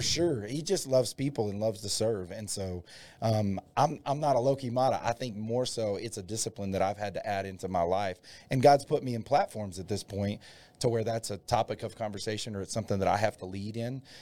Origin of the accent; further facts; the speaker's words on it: Dalhart, Texas, United States; also born or lived in Stinnett, Texas; I grew up in Dalhart, Texas